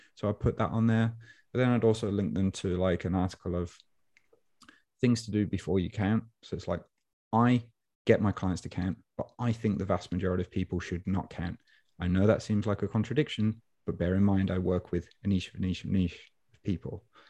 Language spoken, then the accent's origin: English; Birmingham, West Midlands, United Kingdom; accent: Brummy; Brummy guy. Brummy meaning I'm from Birmingham, New England